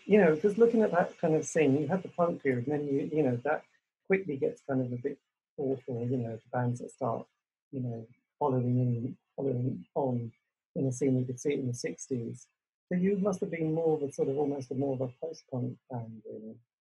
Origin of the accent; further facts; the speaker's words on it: Norwich, East of England, United Kingdom; I'm from Norwich